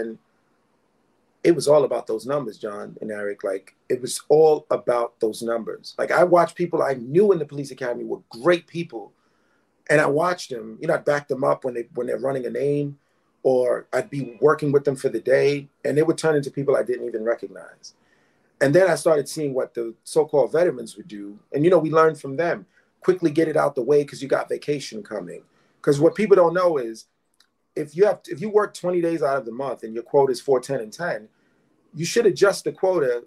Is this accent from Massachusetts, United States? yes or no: no; New York City, New York, United States; I was born and raised in East Flatbush, Brooklyn. That's where I still live.